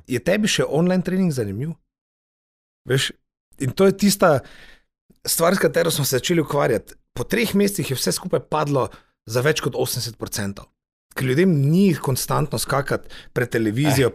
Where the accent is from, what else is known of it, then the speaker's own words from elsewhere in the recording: Slovenia; smo Slovenci